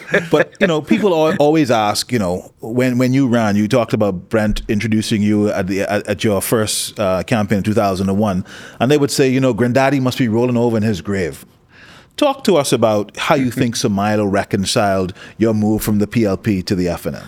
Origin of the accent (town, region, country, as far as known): Bahamas